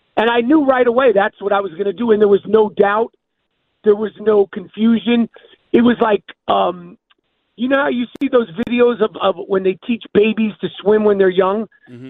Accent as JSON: {"language": "English", "region": "New York", "country": "United States", "said": "I'm a New Yorker"}